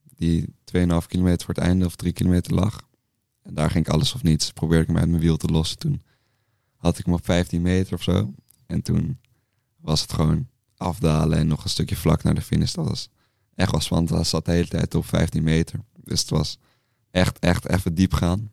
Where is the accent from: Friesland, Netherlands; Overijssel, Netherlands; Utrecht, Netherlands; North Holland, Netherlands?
North Holland, Netherlands; Amsterdam; kom uit Amsterdam